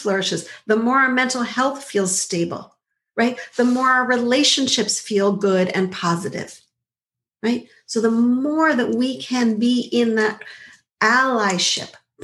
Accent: Montreal, Quebec, Canada; I grew up in Montreal

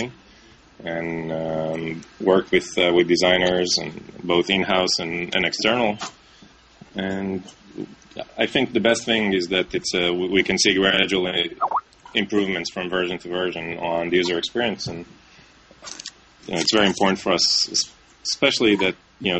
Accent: Israel; moved away as an adult; now in New York, United States; I'm originally from Israel and I live now in New York

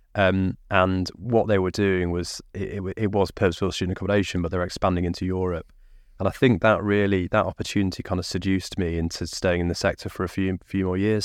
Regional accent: Lincolnshire, East Midlands, United Kingdom; also born or lived in Derbyshire; I was born in Derbyshire, grew up in Lincolnshire

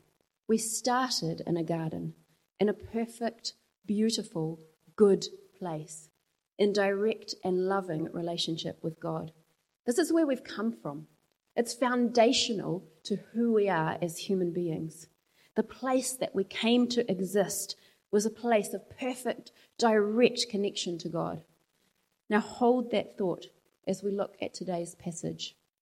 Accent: Zimbabwe; now in New Zealand; I've never felt entirely like I belong in New Zealand, and yet neither do I belong in Zimbabwe, my home country. And I've always just felt a little bit different somehow. Growing up, my family felt different.

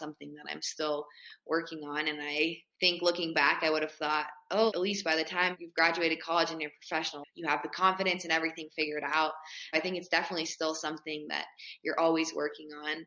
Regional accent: Boulder, Colorado, United States; I grew up in Boulder, Colorado.

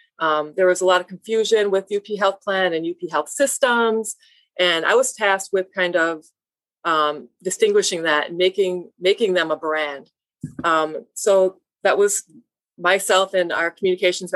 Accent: Baraga, Michigan, United States; I grew up here in Berga, I grew up on the reservation with my mom.

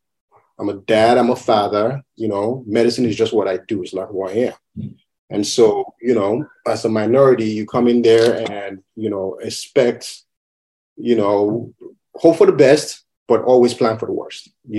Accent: Madison, Wisconsin, United States; born there; I am Nigerian American. I was born in Madison, Wisconsin. My parents came to the U.S. in 1980.

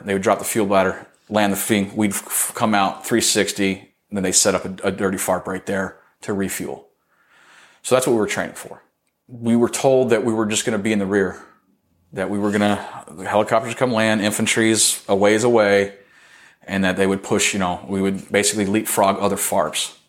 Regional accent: Arizona, United States; I got fucking stationed in my home state

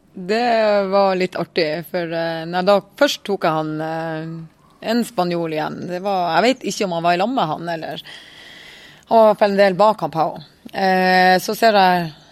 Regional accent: Northern Norway, Norway; Vi er tre stykker fra Nord-Norge

